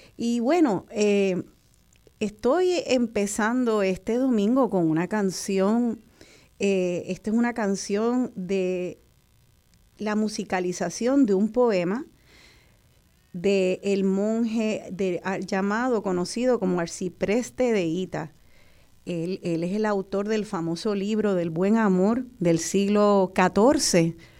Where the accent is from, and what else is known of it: Puerto Rico